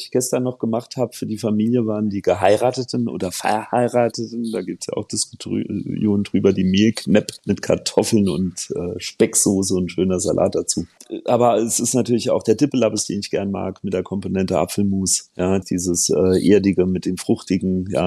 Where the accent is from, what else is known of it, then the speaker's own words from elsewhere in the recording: Saarland, Germany; werfe ich irgendwo noch ein Stück Lione als Saarländer in die Pfanne